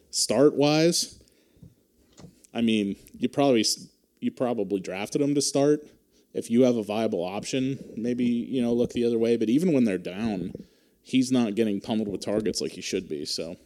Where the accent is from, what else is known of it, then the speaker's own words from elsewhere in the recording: Pennsylvania, United States; We're from Pennsylvania. We don't know these hurricane precautions